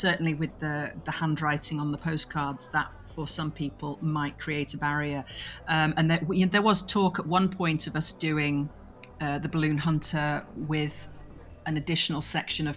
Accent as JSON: {"language": "English", "region": "England", "country": "United Kingdom", "said": "I'm English"}